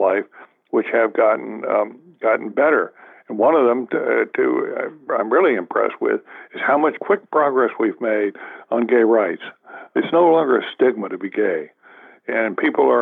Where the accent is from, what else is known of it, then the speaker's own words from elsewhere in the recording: the South, United States; moved away; I grew up in the South